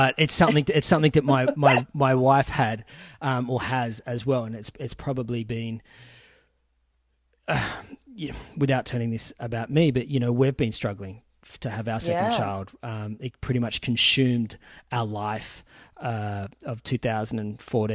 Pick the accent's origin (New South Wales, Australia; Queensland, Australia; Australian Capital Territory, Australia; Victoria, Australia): New South Wales, Australia; Sydney; now in Newcastle, Australia; I was actually brought up in the suburbs of Sydney in Castle Hill, now live in Newcastle.